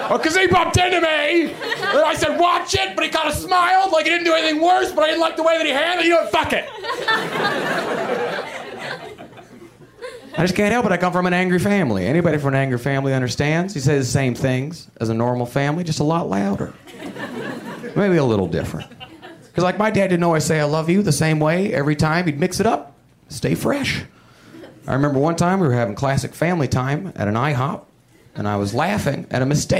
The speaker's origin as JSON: {"language": "English", "town": "Huntsville", "region": "Alabama", "country": "United States", "tie": "born or raised there", "said": "my hometown of Huntsville, Alabama"}